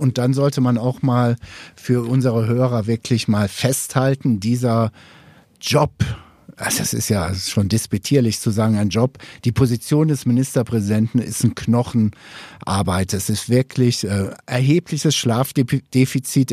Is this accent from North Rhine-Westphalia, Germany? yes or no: no; Upper Swabia, Baden-Württemberg, Germany; bei uns in Oberschwaben